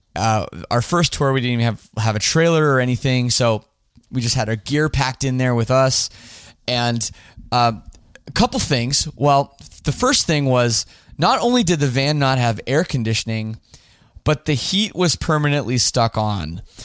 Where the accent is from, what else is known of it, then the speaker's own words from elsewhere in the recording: Toronto, Ontario, Canada; my hometown of Toronto